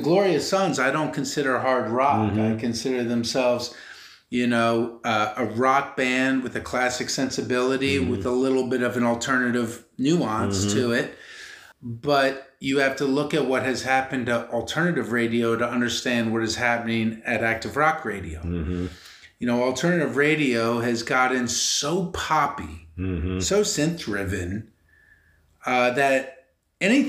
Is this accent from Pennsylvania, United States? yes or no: yes; Philadelphia, Pennsylvania, United States; I'm born and raised in Philly.